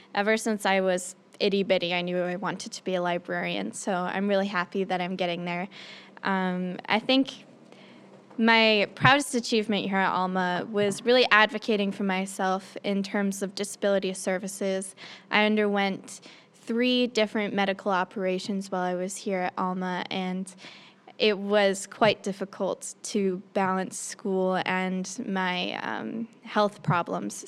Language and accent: English; Ann Arbor, Michigan, United States; U of M Ann Arbor, my hometown